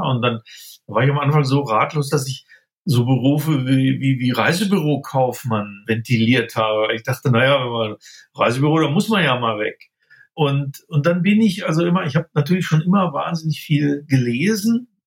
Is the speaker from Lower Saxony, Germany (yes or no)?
yes; Braunschweig, Lower Saxony, Germany; moved away as an adult; also born or lived in Göttingen; now in Munich, Germany; ich stamme aus Niedersachsen, aus Braunschweig